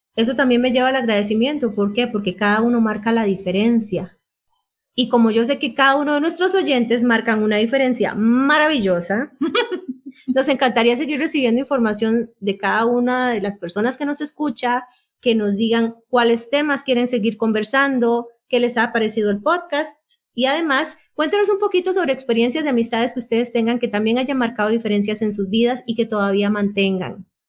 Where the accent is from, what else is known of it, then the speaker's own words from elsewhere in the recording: Panama City, Panama; nací el 31 de marzo de 1977 en Ciudad de Panamá